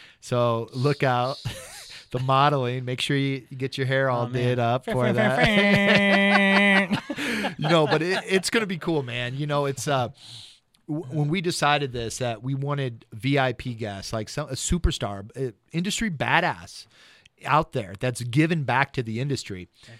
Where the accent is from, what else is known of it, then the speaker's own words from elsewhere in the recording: Ohio, United States; All good people come from Ohio. Me.